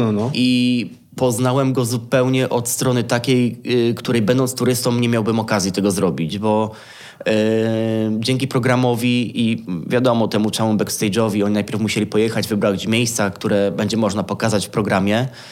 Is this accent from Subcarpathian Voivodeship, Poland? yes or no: no; Kielce, Świętokrzyskie Voivodeship, Poland; moved away as an adult; also born or lived in Kraków; now in Warsaw, Poland; wychowałem się w Kielcach, czyli można powiedzieć, że takie moje miasto rodzinne to są, to są Kielce